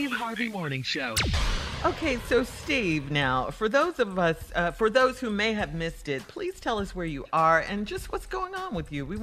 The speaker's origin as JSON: {"language": "English", "country": "Central African Republic", "said": "I'm from the Central African Republic."}